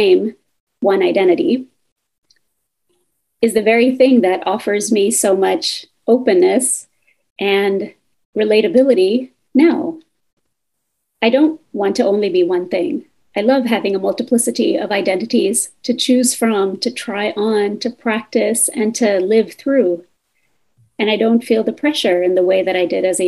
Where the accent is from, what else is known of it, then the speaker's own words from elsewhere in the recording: United States; my family's migration story from India to the US